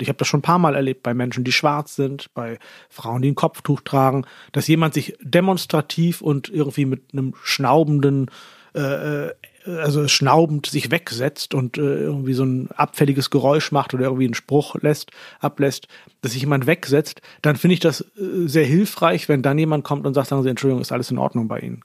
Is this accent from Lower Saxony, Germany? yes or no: yes; Lower Saxony, Germany; moved away as an adult; also born or lived in Baden-Württemberg, Germany / Pakistan / Turkey; now in Austria; ich komme aus Norddeutschland, aus einem Dorf namens Holland Schwielenfleet